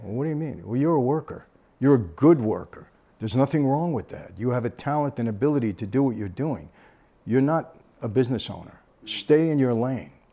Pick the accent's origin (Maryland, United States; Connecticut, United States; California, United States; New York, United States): New York, United States; Brooklyn; when we grew up in Brooklyn